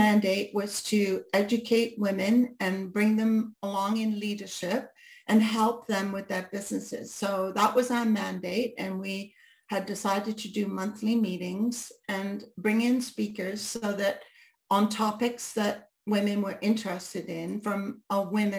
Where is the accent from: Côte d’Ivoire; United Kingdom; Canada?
United Kingdom; because they think in a month I've become a Brit again, right? Because I've chameleoned again back into being a Brit.